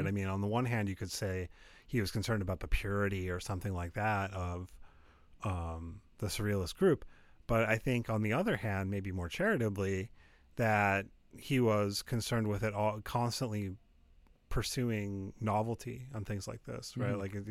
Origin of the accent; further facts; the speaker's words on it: United States; I'm an American.